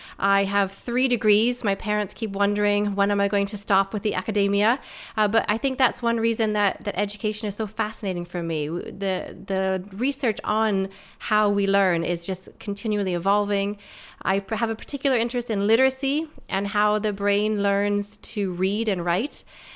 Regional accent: Canada; moved away as an adult; also born or lived in United States; now in United Kingdom; So I'm Canadian-American. I moved over to the UK 10 years ago

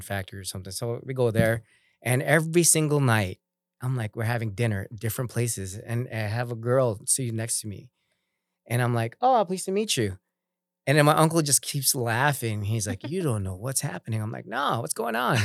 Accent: Philippines; being a Filipino

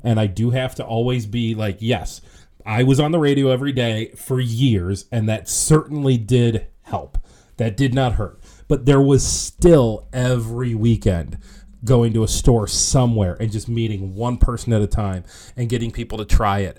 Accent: Ohio, United States; moved away as an adult; now in Rochester, United States; I'm not from here. I'm from Ohio

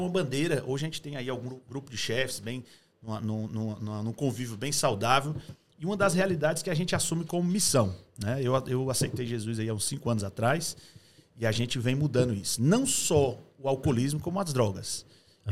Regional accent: Fortaleza, Ceará, Brazil; moved away as an adult; also born or lived in Sobral; now in London, United Kingdom; nasci em Sobral, mas eu sempre morei em Fortaleza.

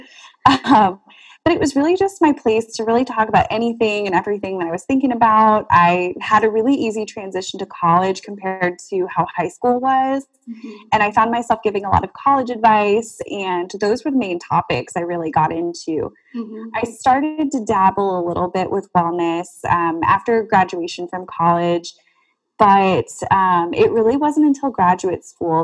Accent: South Florida, United States; moved away as an adult; now in Central Florida, United States; I'm from South Florida and getting to know a different area because I went up here for college

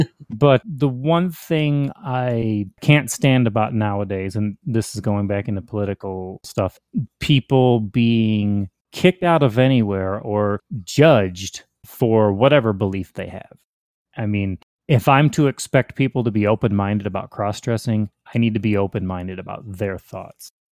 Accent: Hinsdale, Illinois, United States; also born or lived in Indiana; now in Texas, United States; I was born in Hinsdale, Illinois, um, but I've been all over Chicago, mainly northern Illinois, into Indiana

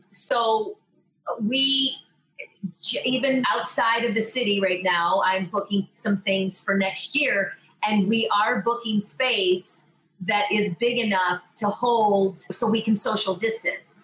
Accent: New York, United States; I'm a New Yorker

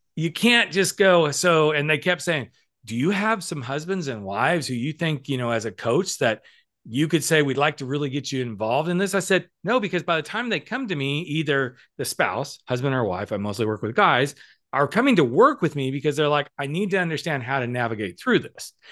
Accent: the South, United States; I grew up in the South

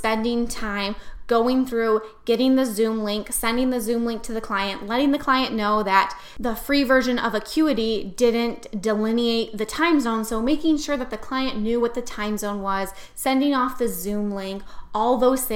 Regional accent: New York, United States; I am so not Southern. I am from New York

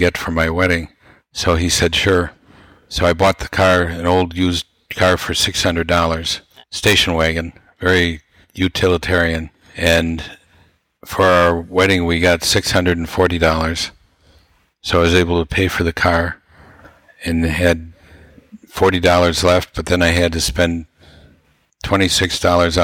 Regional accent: Wausau, Wisconsin, United States; we came from an average family in Wausau, Wisconsin

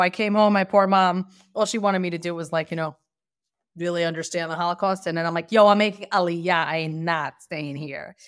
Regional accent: Lakewood, New Jersey, United States; moved away as an adult; also born or lived in Bergenfield, New Jersey; now in Beit Shemesh, Israel; I grew up in Lakewood, New Jersey

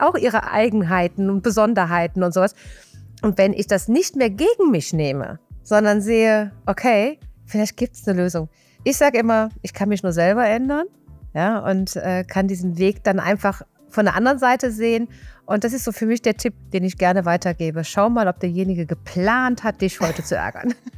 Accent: Rhineland, Germany; accent: Rhineland; Ich komme aus dem Rheinland, wie man hört

